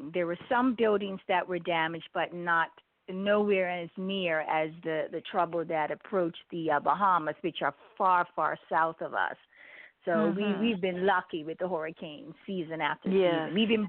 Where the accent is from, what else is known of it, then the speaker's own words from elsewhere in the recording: Bermuda; moved away; I was born in Bermuda, born and raised. All of my family are still there, just about.